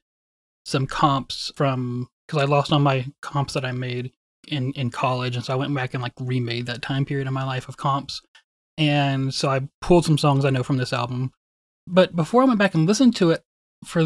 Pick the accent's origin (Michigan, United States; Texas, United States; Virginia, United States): Texas, United States; Wichita Falls; also born or lived in College Station; Wichita Falls, which is my hometown